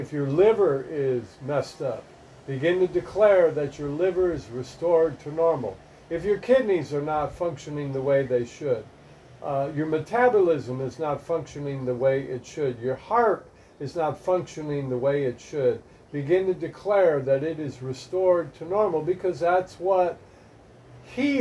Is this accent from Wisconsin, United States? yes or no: yes; Milwaukee, Wisconsin, United States; now in Florida, United States; I grew up in Milwaukee